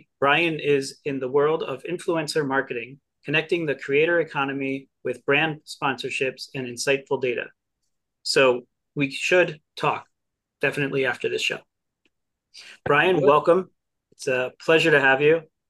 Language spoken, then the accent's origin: English; New Jersey, United States; growing up in Jersey